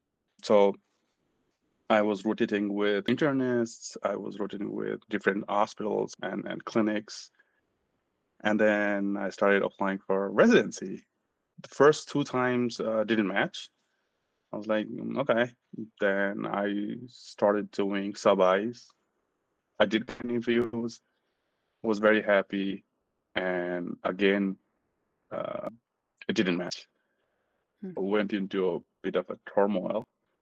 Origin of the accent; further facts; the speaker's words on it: Nepal; moved away as an adult; now in United States; So I'm from Nepal. Originally, I'm from Nepal. I immigrated back in 2012 to the US. I was in Nepal. I did my medical school there, graduated in 2006-07.